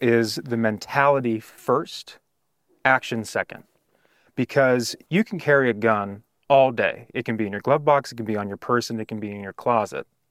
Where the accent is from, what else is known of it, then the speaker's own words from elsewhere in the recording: California, United States; moved away as an adult; also born or lived in Arizona; I was from California